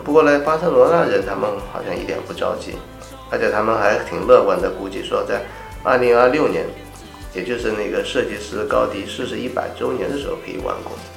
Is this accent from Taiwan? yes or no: no; China; also born or lived in Guangzhou; 曾经我们中国人也是很注重家庭的